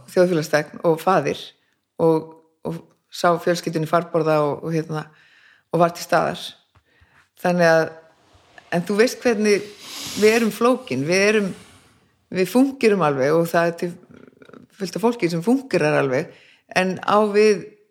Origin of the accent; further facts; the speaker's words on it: Reykjavík, Capital Region, Iceland; Ég bara fæðist hérna í Reykjavík